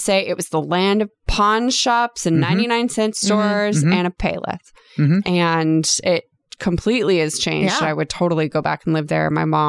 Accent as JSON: {"language": "English", "town": "San Diego", "region": "California", "country": "United States", "tie": "born or raised there", "moved": "as an adult", "said": "I'm from North Park, went to San Diego High School."}